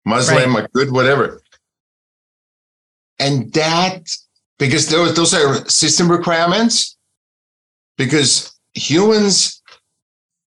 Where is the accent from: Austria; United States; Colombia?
Austria; Vienna; I was born in Vienna, was a sick child. I got into school when I was seven